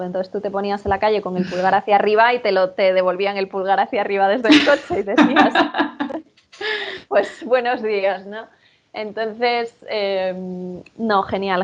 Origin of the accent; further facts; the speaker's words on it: Spain; soy española.